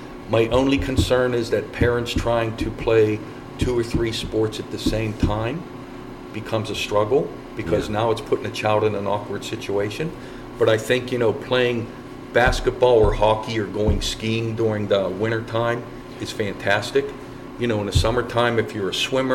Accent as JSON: {"language": "English", "region": "East Coast", "country": "United States", "moved": "yes", "lives_now": "Colorado, United States", "said": "I'm from the East Coast"}